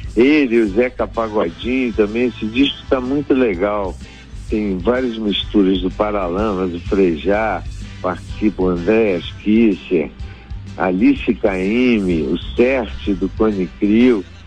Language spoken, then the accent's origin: Portuguese; Rio de Janeiro, Brazil; Eu cresci aqui no Rio de Janeiro, na praia, a gente cresceu na praia